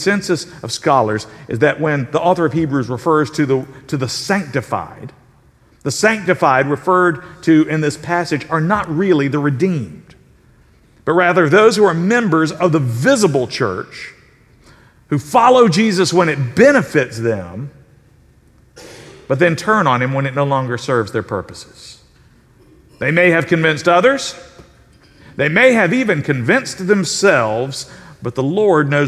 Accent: South Carolina, United States; I'm from South Carolina

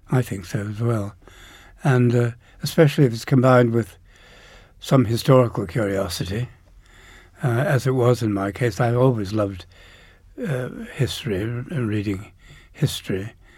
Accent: Downers Grove, Illinois, United States; also born or lived in Chicago; just outside Chicago in, in a suburb called Downers Grove.

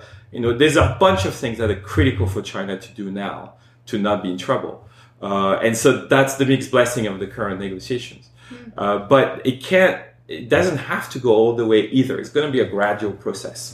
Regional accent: France; I grew up in France.

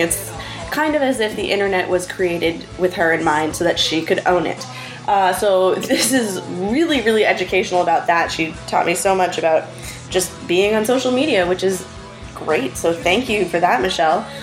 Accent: Boston, Massachusetts, United States; I grew up in Boston

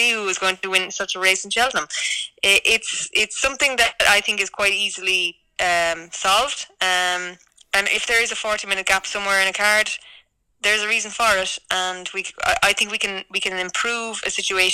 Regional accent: Ireland; as an Irish person

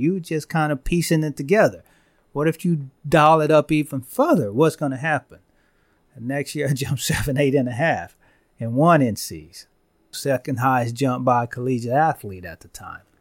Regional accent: Van Vleck, Texas, United States; I'm from Van Vleck, you know, I graduated with sixty-seven kids in my class

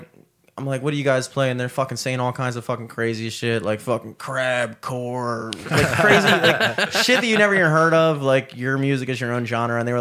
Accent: Towson, Maryland, United States; growing up in Towson

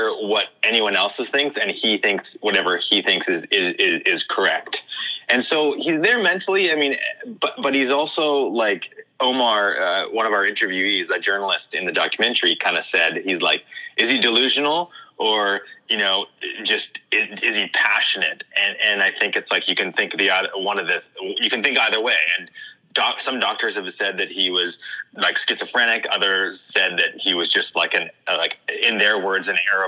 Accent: Kelowna, British Columbia, Canada; I grew up in Kelowna

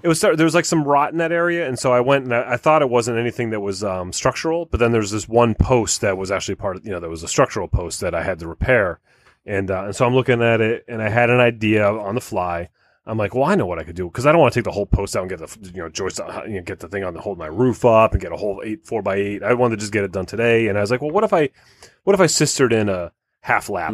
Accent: United States; We're American

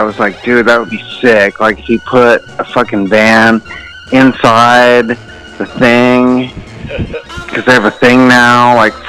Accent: Orange County, Riverside, California, United States; also born or lived in Fremont, California; Grew up in Orange County, Riverside.

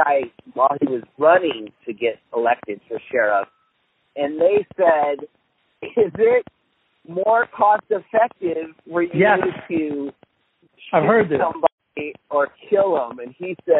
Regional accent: Bakersfield, California, United States; I'm from Bakersfield

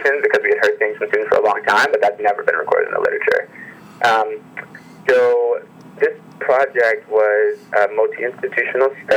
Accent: Detroit, Michigan, United States; moved away as an adult; also born or lived in Massachusetts; now in San Francisco, United States; I am originally from Detroit, Michigan

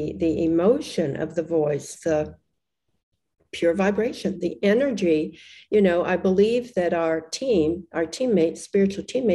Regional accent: Australia

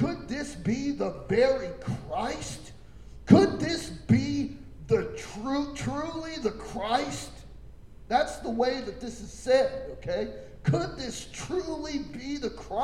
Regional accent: Coffeyville, Kansas, United States; I'm from Coffeyville

